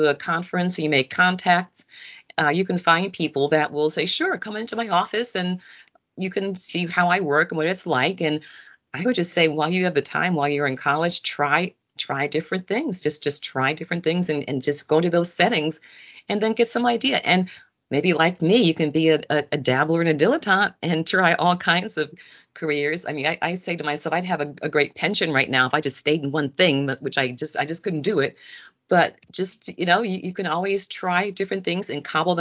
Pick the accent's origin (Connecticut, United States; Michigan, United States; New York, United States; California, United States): Connecticut, United States; Bridgeport; I'm from Bridgeport, Connecticut